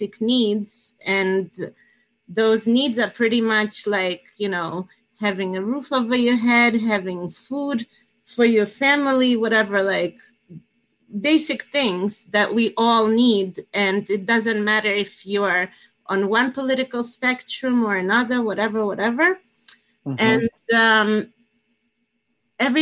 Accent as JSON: {"language": "English", "country": "Russia", "also_born_or_lived": "New Jersey, United States", "moved": "yes", "lives_now": "United States", "said": "I come from Russia, originally from former Soviet Union"}